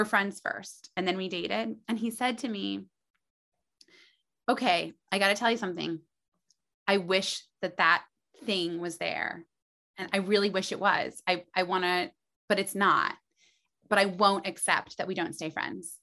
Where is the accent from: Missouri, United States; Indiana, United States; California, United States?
Indiana, United States; Muncie; moved away as an adult; now in New York City, United States; I was from Muncie, Indiana